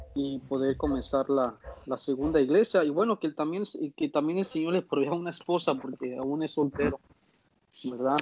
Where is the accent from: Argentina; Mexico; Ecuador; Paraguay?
Mexico; moved away as an adult; also born or lived in United States; now in Panama; nosotros como mexicanos